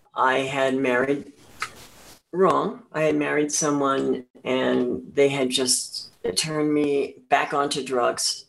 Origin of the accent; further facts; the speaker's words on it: central New Jersey, United States; I was born in an orphanage in uh, New Jersey. Yes, and I was adopted uh, through the Catholic Church um, uh, into a family uh, in um, central New Jersey, a farming community